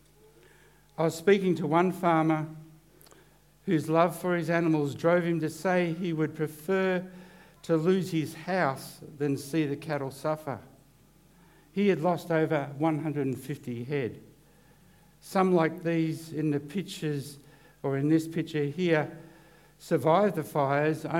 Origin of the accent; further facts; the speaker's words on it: Corryong, Victoria, Australia; I'm from Corryong